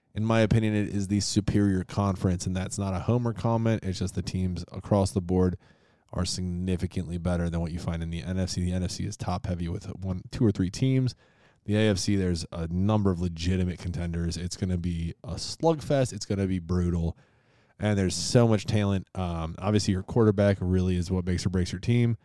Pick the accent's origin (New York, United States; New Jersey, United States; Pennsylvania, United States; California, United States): New York, United States; Rochester; born at least in my hometown, Rochester, New York.